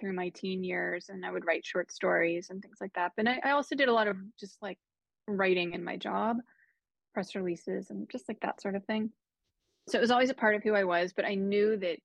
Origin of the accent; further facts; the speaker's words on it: Pittsburgh, Pennsylvania, United States; I grew up in Pittsburgh.